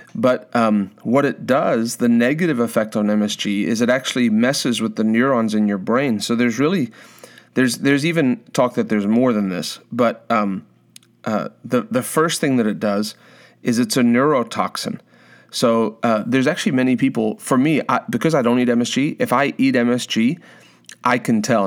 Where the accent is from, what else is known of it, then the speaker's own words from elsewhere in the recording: South Africa; moved away; growing up in South Africa